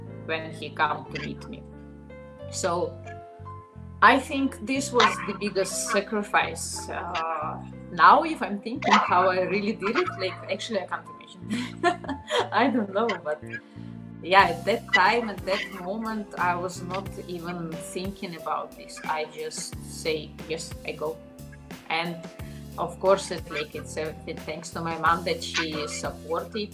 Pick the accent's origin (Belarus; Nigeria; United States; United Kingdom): Belarus; Minsk; English is a second language; moved away as an adult; also born or lived in Slovenia; I was born in Belarus. All my life I was in Minsk, and I was 20 years old when I moved to Slovenia